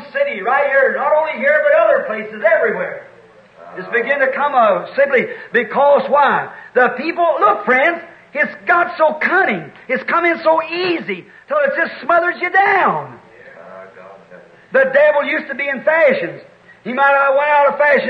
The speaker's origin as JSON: {"language": "English", "country": "United States", "said": "I'm an American, certainly."}